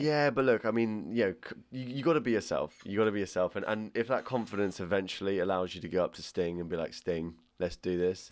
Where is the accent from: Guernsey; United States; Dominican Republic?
Guernsey; Alderney; moved away; growing up on Old Knee